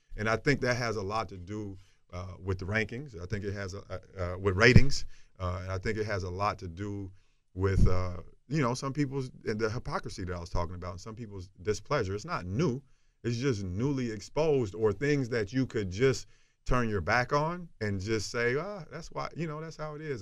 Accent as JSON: {"language": "English", "region": "the South", "country": "United States", "tie": "born or raised there", "said": "from where I'm from and growing up in the South"}